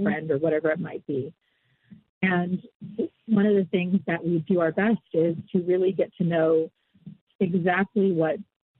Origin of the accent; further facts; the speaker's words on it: Pacific Northwest, United States; born and raised in the Pacific Northwest by my grandmother